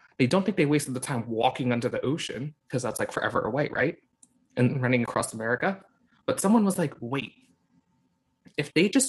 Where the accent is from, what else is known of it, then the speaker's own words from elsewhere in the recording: Hong Kong; And that's why I started saying I'm adopted from Hong Kong.